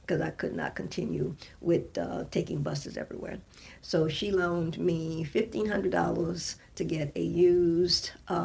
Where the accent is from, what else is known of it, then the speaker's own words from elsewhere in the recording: New Orleans, Louisiana, United States; moved away as an adult; now in California, United States; I'm from New Orleans. I know the people in New Orleans. I don't know California.